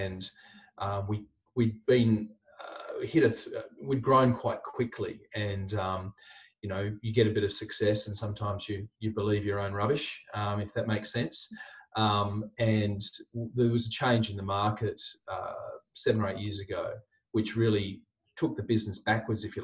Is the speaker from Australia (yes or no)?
yes; Hobart, Tasmania, Australia; moved away as an adult; also born or lived in Adelaide, Australia; now in Brisbane, Australia; I grew up in Hobart in Tasmania.